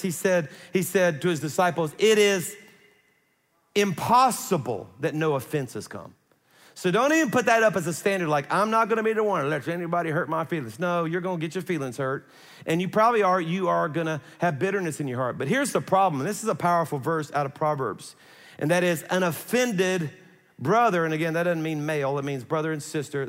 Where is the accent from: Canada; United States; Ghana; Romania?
United States; South Louisiana; I'm from South Louisiana